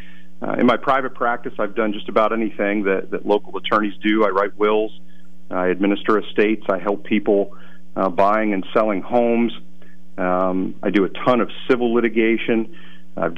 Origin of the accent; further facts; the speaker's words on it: Lewisburg, Pennsylvania, United States; I'm born and raised in Lewisburg